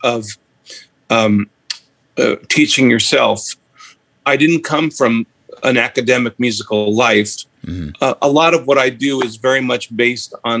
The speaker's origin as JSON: {"language": "English", "area": "Long Island", "region": "New York", "country": "United States", "tie": "born or raised there", "said": "I grew up middle class in Long Island, New York"}